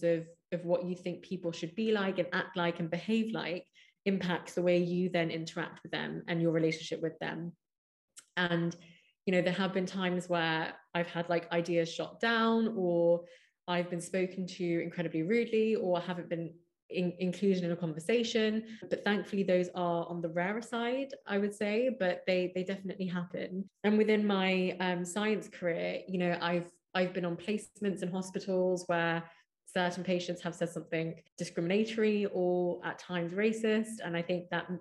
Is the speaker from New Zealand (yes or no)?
no; London, United Kingdom; I grew up in Hounslow, really diverse part of London, West London.